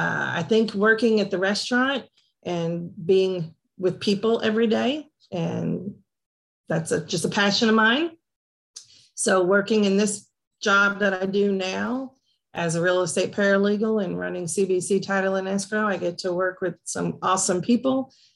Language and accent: English; Portland, Tennessee, United States; born or raised there; also born or lived in New Jersey